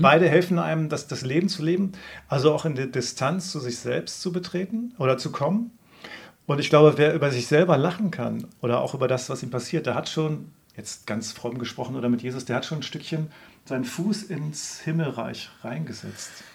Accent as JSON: {"language": "German", "area": "Lüneburg Heath", "region": "Lower Saxony", "country": "Germany", "said": "ich komme aus der Lüneburger Heide hier"}